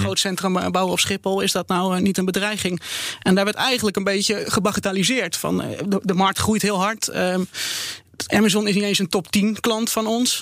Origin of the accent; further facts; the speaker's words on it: Netherlands; als Nederlander